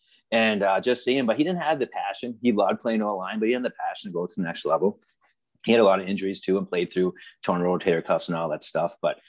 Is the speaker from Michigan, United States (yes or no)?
yes; Upper Michigan, United States; I'm from Michigan. And when you're in Upper Michigan, you have your Packer fans, you have your Bear fans, you have your Viking fans.